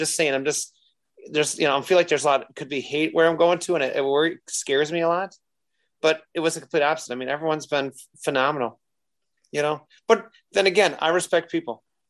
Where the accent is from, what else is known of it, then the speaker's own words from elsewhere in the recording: Midwest, United States; I said, well, I'm not from here. I said, so I'm just from the Midwest. That's all I'm from.